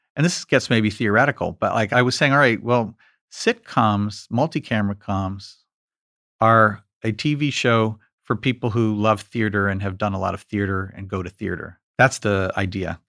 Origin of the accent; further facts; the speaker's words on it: New York, United States; me growing up in New York